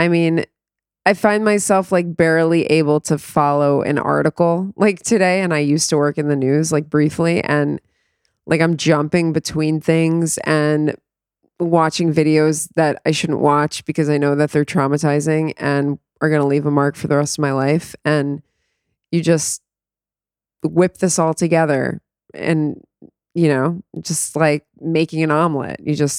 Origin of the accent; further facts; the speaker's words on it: New York, United States; born there; I was born in New York. I'm the first American born to Israelis who left Israel.